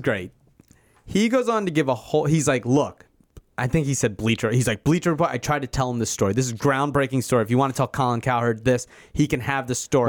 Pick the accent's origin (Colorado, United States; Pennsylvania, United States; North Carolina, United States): Pennsylvania, United States; Philadelphia; I'm also from Philadelphia.